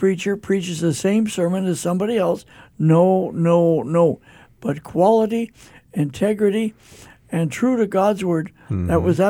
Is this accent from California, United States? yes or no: yes; California, United States; moved away as an adult; When I came from California 60 years ago, folks, I was a lot younger than I am now